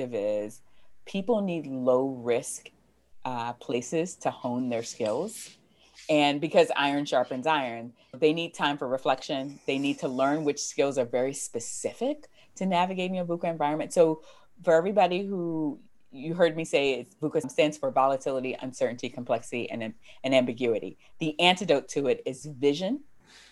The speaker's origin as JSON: {"language": "English", "country": "United States", "said": "I'm American"}